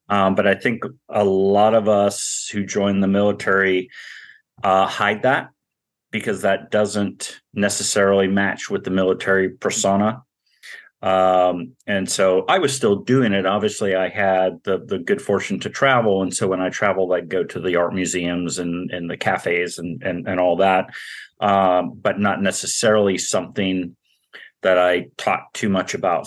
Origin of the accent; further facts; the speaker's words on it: Montana, United States; moved away; we were middle class, growing up in Montana, seven kids